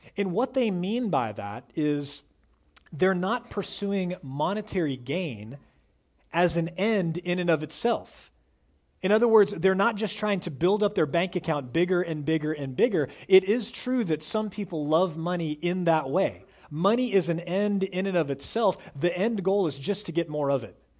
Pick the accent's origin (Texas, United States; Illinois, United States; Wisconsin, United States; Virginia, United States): Texas, United States; Dallas; I was raised in North Dallas, in one of the wealthiest parts of North Dallas.